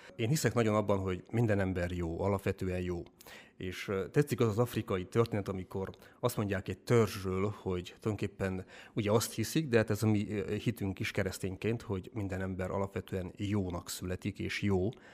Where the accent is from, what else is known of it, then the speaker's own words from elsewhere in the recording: Dănești, Harghita County, Romania; moved away as an adult; now in Hungary; Amúgy én is eh, Csiki vagyok, Erdélyből származom, Csikdánfalváról